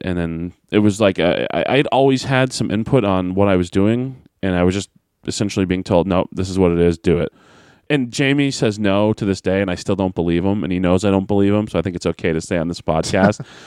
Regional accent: Manchester, New Hampshire, United States; Manchester, New Hampshire, my hometown

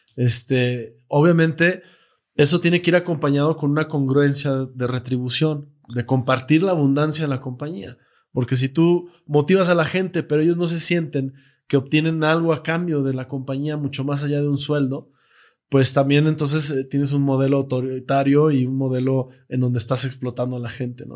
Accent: Mexico; nos cuesta como mexicanos creer que, podemos

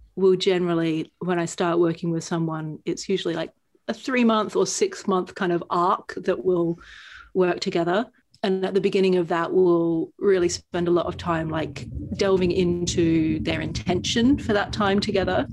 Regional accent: Australia; now in United Kingdom; I'm from Australia

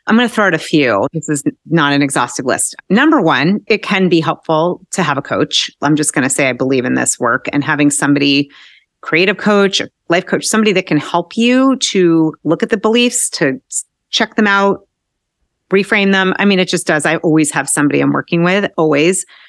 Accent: Newton, Massachusetts, United States; I grew up outside of Boston in Newton

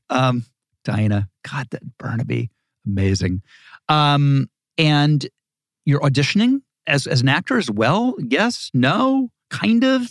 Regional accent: Dayton, Ohio, United States; moved away; also born or lived in Malibu, California; grew up in Ohio, in, in Dayton

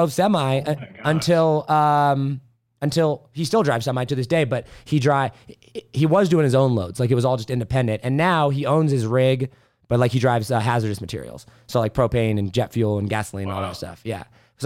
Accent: Indiana, United States; moved away; Midwest, big family. We grew up in Indiana

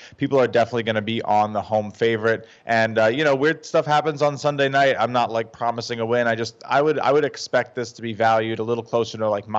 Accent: New York, United States; I'm a New Yorker

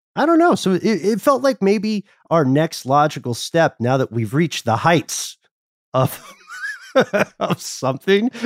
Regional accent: Atlanta, Georgia, United States

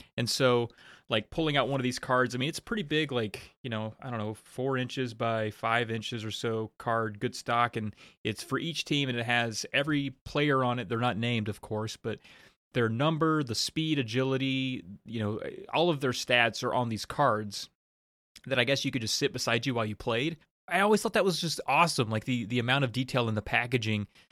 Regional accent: about an hour from Blacksburg, Virginia, United States; born or raised there

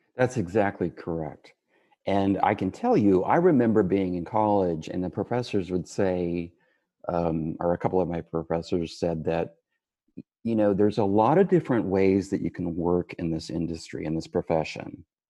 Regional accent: West Texas, United States; I grew up in West Texas in a region known as the Permian Basin

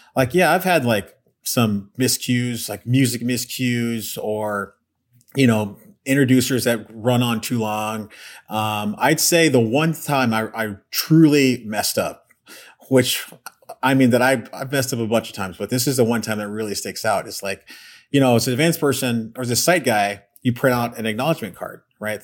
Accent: Austin, Texas, United States; moved away; also born or lived in Pflugerville, Texas; I grew up in Texas, uh, Austin, Texas.

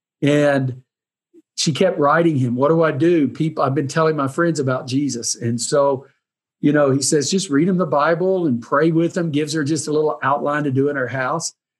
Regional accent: Lindale, Texas, United States; When I grew up in Lindale, you know, David Wilkerson went to my dad's church

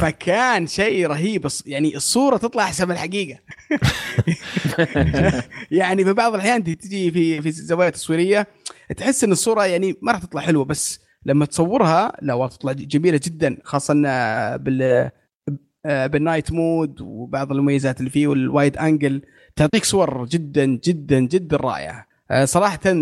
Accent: Saudi Arabia

